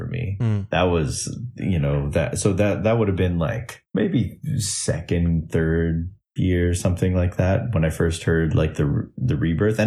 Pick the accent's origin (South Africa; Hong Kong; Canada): Canada; I'm coming from Canada